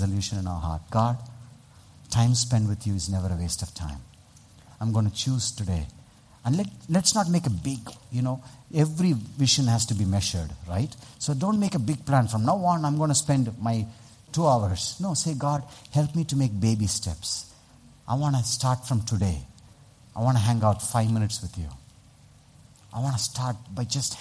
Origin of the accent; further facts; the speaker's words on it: Vellore, Tamil Nadu, India; I come from Vellore